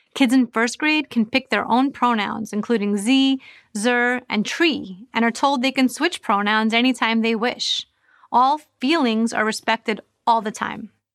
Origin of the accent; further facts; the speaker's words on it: New York, United States; moved away as an adult; now in Florida, United States; I moved from New York, where I had lived my entire life, to Florida to protect my children